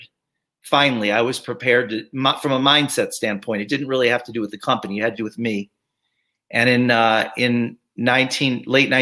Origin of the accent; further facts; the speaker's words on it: Chicago, Illinois, United States; moved away as an adult; also born or lived in Arizona; I grew up in Chicago